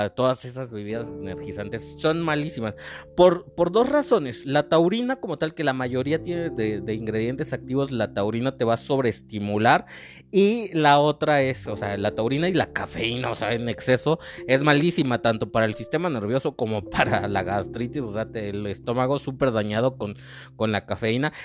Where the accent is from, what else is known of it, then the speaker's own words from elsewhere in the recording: Mexico; yo como mexicano